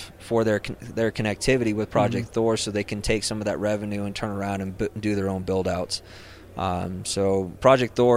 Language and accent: English; Rio Blanco County, Colorado, United States; moved away as an adult; I grew up in Rio Blanco County. I mean, Rio Blanco County's home